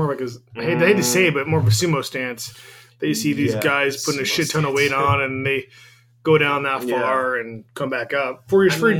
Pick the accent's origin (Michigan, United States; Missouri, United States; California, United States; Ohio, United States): California, United States; near Vista; There's one in Vista, California, which is right by my hometown.